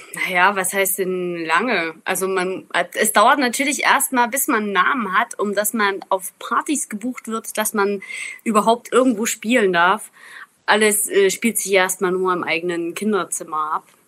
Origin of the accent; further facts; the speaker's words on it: Zittau Mountains, Saxony, Germany; Ich bin ja aus dem Zittauer Gebirge